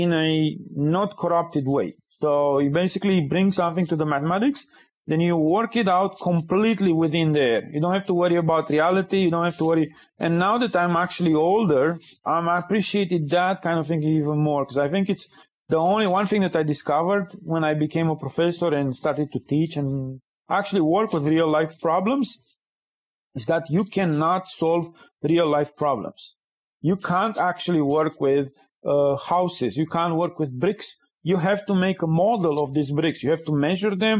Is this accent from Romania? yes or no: yes; Romania; moved away as an adult; now in United States; in Romania, I grew up in communism.